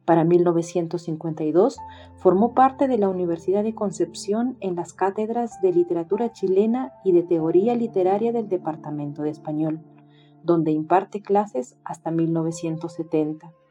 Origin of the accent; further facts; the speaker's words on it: Peru; Hola, ¿cómo están? … soy de Perú